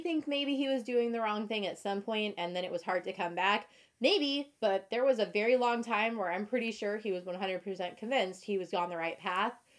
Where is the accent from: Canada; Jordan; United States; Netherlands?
United States; Midwest; very Midwest to me because that's where I grew up